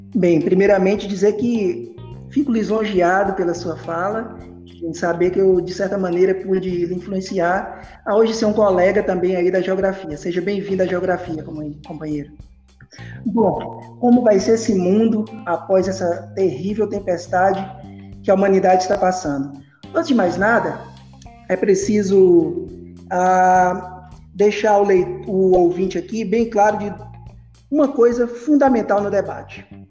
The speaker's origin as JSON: {"language": "Portuguese", "region": "Bahia", "country": "Brazil", "moved": "as an adult", "lives_now": "Paraíba, Brazil", "said": "sou baiano"}